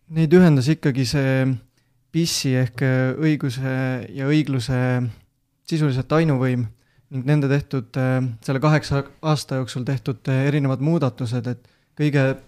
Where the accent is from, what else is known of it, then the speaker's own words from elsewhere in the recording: Võru, Võru County, Estonia; pärit olen Võrust